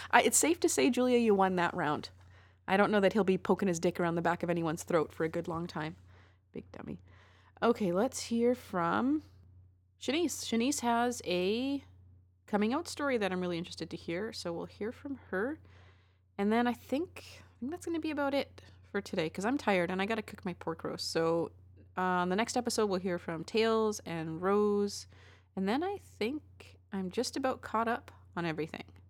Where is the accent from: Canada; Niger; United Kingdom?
Canada; What are good things about being Canadian? Oh, yeah, free healthcare.